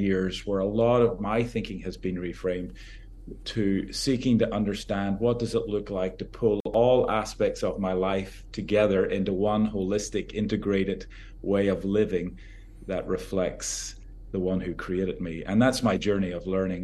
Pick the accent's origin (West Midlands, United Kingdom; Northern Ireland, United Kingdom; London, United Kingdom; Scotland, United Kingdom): Northern Ireland, United Kingdom; now in United States; I grew up in Northern Ireland, so I have Celtic British roots